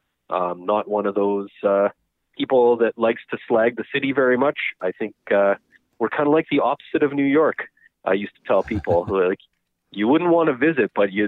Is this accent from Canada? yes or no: yes; Winnipeg, Manitoba, Canada; also born or lived in Bagotville, Quebec / Rivers, Manitoba / Verdon, Manitoba; And I grew up in Verdon, spent summers there with my grandparents often, and we moved to Winnipeg when I was in grade 2. Okay. And lived here ever since.